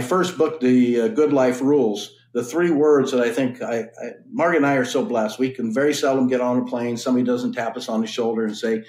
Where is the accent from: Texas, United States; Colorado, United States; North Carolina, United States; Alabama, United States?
Colorado, United States; Colorado Springs; moved away; also born or lived in Nebraska; I grew up in Colorado Springs, went to the University of Nebraska